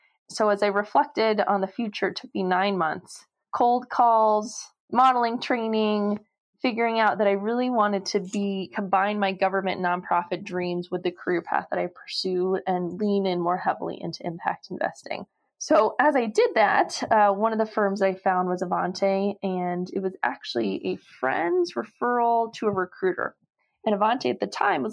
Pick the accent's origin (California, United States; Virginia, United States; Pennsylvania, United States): California, United States; Los Angeles; also born or lived in Maine; I grew up in Los Angeles